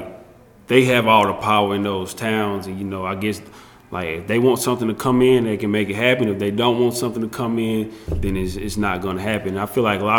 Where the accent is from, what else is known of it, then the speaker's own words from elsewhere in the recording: Jonesville, South Carolina, United States; I'm from Jonesville, South Carolina. This is right by Union. We're in Union County.